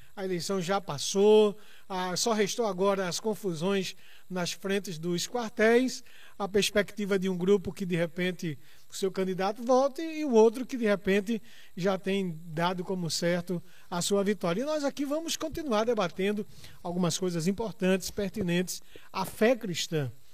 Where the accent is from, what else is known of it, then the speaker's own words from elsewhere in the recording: Brazil; como somos brasileiros